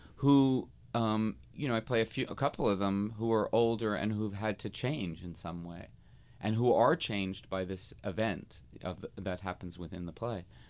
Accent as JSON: {"language": "English", "region": "New Jersey", "country": "United States", "tie": "born or raised there", "said": "when I was a little queen growing up in New Jersey"}